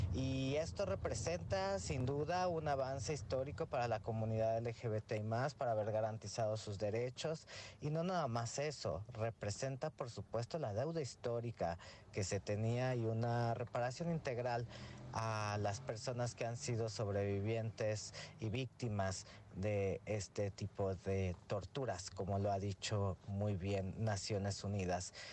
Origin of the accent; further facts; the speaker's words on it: Mexico; las y los mexicanos